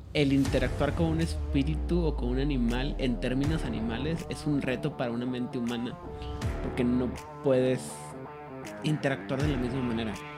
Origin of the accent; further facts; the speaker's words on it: Chihuahua, Mexico; accent: norteño; also born or lived in Monterrey; cuando regreso a Chihuahua, luego, luego me dicen, estás hablando agarro otra vez mi ritmo normal